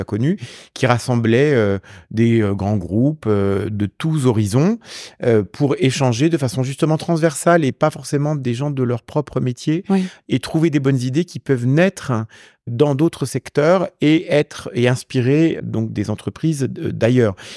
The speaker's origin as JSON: {"language": "French", "area": "Champagne", "region": "Grand Est", "country": "France", "tie": "born or raised there", "also_born_or_lived": "Italy", "moved": "yes", "lives_now": "Paris, France", "said": "De là où je suis né aussi, en Champagne"}